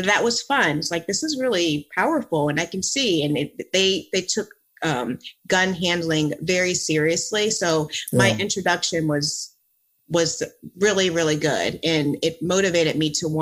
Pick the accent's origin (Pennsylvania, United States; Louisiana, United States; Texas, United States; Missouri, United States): Pennsylvania, United States; Philadelphia; also born or lived in Virginia; now in Florida, United States; I grew up in the Philadelphia area, and then I moved to Virginia.